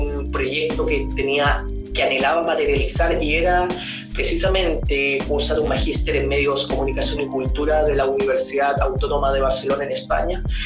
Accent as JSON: {"language": "Spanish", "town": "Concepción", "region": "Biobío", "country": "Chile", "tie": "born or raised there", "said": "soy oriundo de Concepción"}